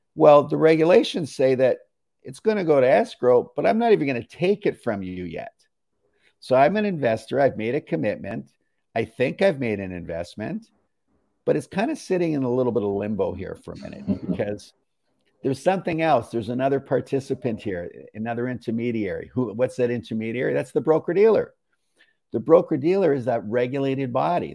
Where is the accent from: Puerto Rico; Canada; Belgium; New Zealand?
Canada; I'm a Canadian